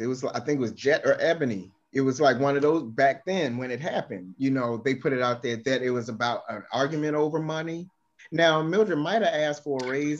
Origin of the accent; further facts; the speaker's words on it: Baltimore, Maryland, United States; my hometown of Baltimore